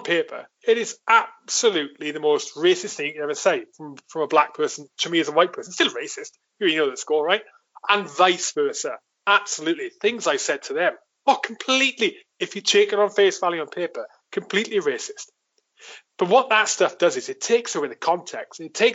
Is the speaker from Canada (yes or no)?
no; Wales, United Kingdom; moved away; I grew up in my village in Wales.